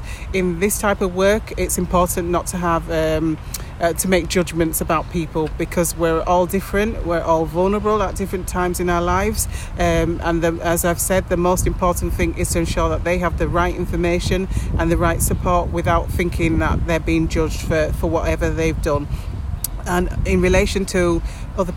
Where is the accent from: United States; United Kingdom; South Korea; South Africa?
United Kingdom; England; moved away as an adult; now in Spain; I'm from England.